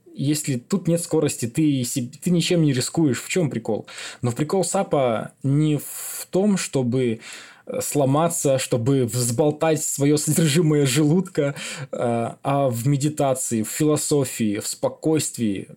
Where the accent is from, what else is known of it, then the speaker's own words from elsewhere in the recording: Belarus; also born or lived in Siberia, Russia; Я родился в Сибири, и во втором классе, перед вторым классом, мои родители мигрировали в Беларусь.